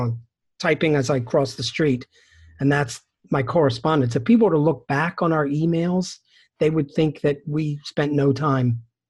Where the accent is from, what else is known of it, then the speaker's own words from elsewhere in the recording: Philadelphia, Pennsylvania, United States; moved away as an adult; now in Chicago, United States; I moved to Chicago from the Philadelphia area, another city in North America.